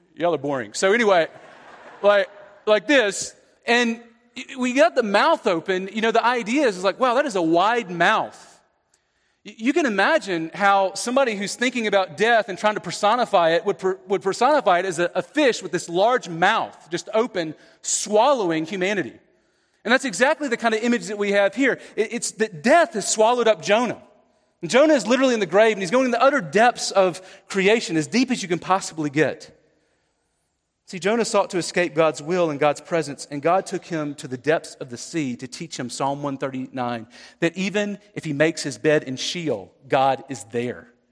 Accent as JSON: {"language": "English", "area": "the South", "region": "Southeast", "country": "United States", "said": "I'm from the South"}